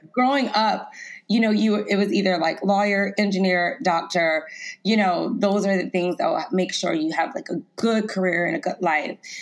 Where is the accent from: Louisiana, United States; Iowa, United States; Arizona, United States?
Louisiana, United States; Lafayette; I grew up in Lafayette, Louisiana